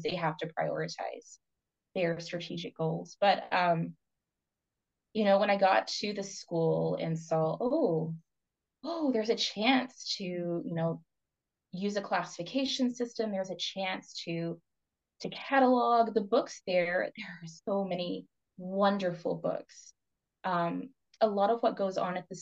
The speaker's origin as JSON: {"language": "English", "region": "Kentucky", "country": "United States", "also_born_or_lived": "Vancouver area, Canada", "moved": "as an adult", "lives_now": "Vancouver, Canada", "said": "I'm Appalachian from Kentucky."}